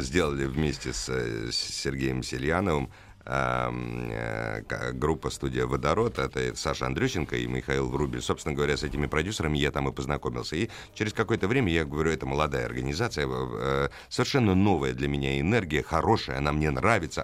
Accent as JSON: {"language": "Russian", "region": "Moscow", "country": "Russia", "said": "я москвич, и я не, не узнавал свой город"}